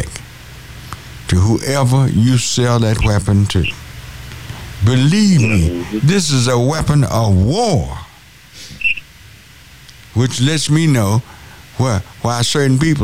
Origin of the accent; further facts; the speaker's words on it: San Antonio, Texas, United States; I'm from San Antonio